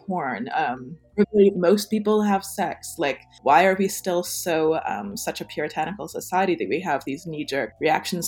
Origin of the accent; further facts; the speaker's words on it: United States; moved away; also born or lived in Toronto, Canada / Montreal, Canada; as an American